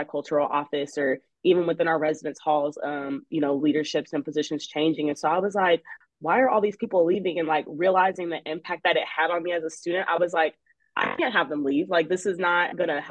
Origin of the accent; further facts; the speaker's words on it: Austin, Texas, United States; I'm from Austin